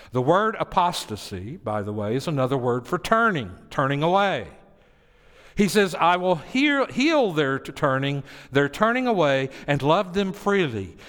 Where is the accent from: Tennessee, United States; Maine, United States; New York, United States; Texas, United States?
Tennessee, United States; I grew up in Tennessee